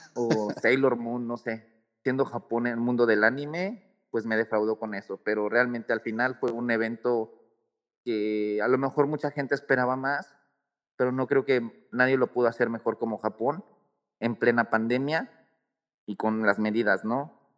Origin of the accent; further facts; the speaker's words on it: Mexico; yo como mexicano